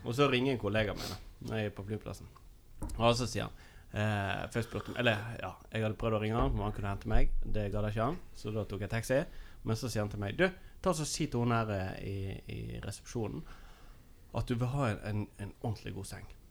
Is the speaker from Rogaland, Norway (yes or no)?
no; Nordfjord, Vestland, Norway; moved away; hjemme i Nordfjord